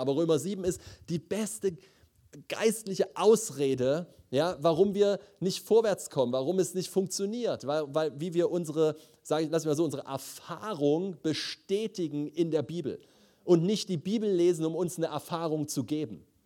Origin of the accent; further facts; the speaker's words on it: Leipzig, Saxony, Germany; moved away; ich komme aus Leipzig eigentlich